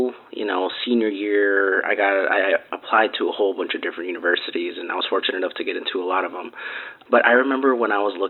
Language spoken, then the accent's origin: English; Milwaukee, Wisconsin, United States; also born or lived in Minnesota; I actually moved back here right after college as well. So coming from Milwaukee, Wisconsin, I was born here, grew up in Milwaukee, Wisconsin, and then I decided I wanted to do out of state.